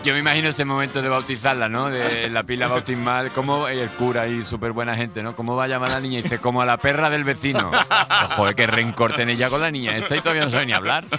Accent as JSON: {"language": "Spanish", "region": "Andalusia", "country": "Spain", "said": "siendo andaluz"}